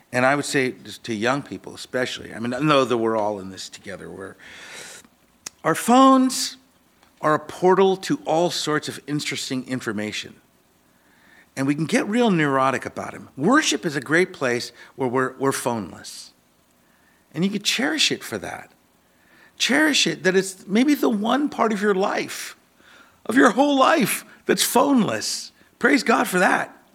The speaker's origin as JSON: {"language": "English", "town": "Seattle", "region": "Washington", "country": "United States", "tie": "born or raised there", "said": "I grew up in Ballard here."}